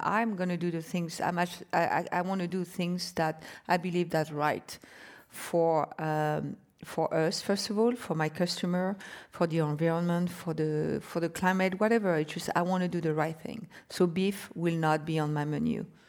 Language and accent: English; France; moved away; I was born and raised in France